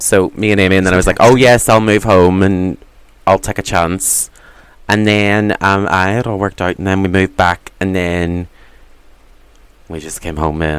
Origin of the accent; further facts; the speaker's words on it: Derry, Northern Ireland, United Kingdom; I'm a young Catholic boy from Derry.